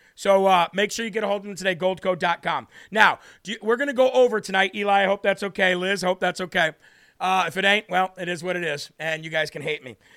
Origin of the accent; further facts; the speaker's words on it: United States; I, as an American